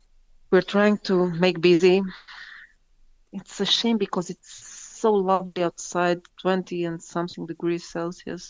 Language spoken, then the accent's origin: English; Bucharest, Romania; from Bucharest, Romania.